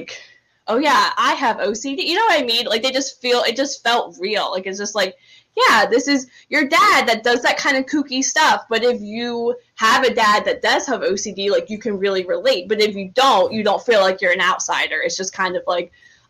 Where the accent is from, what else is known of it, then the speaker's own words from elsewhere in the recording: New Jersey, United States; I grew up in South Jersey, like 40 minutes from Philly